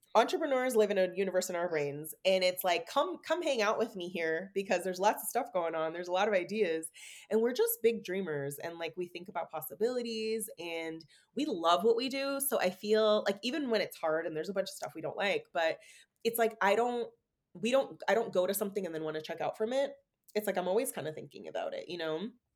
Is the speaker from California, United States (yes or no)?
yes; San Francisco, California, United States; moved away as an adult; also born or lived in Oregon; moving back to San Francisco to be closer to them, and just having a, such a different reality, like living back in my hometown